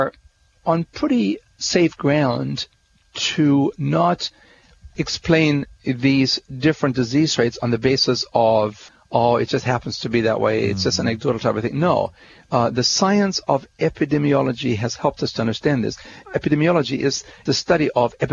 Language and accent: English; Germany; you're from Germany, aren't you? I said, yes, I am.